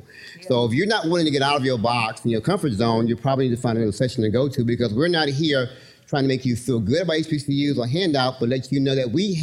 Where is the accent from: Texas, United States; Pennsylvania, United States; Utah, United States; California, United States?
Texas, United States; Houston; I grew up in Houston in Third Ward